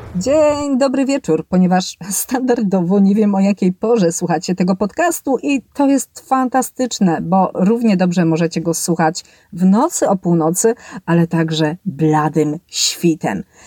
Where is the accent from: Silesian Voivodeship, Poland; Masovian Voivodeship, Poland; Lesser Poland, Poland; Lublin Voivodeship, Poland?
Silesian Voivodeship, Poland; Tychy; ja z Tychu, jestem Tyszanką